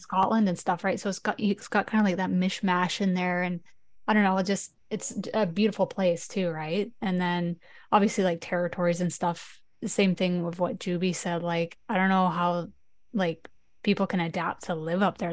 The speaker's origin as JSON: {"language": "English", "area": "northern BC", "region": "British Columbia", "country": "Canada", "said": "So I'm from like a small town that's like 10 hours north of Vancouver"}